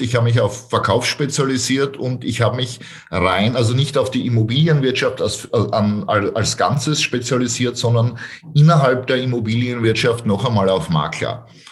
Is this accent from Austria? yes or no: yes; Styria, Austria; ich komme aus der Steiermark